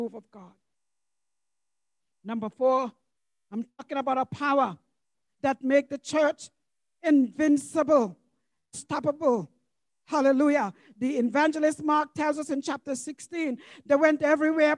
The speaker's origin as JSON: {"language": "English", "country": "U.S. Virgin Islands", "tie": "born or raised there", "said": "When I was growing up in St. Thomas, number 20 Gamble Garda, that's the address of the church building"}